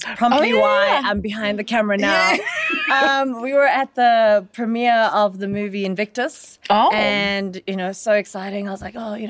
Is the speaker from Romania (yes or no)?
no; Soweto, Gauteng, South Africa; I'm from Deep Kloof, Soweto.